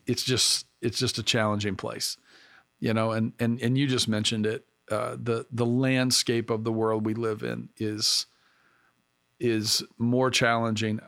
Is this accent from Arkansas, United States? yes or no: yes; Arkansas, United States; now in Pennsylvania, United States; I grew up in the South and, uh, in Arkansas